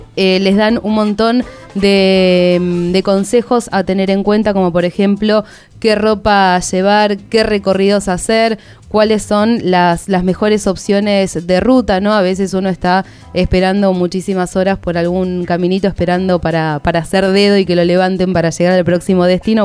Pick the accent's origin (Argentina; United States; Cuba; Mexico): Argentina; yo soy del interior del país, no soy de, de capital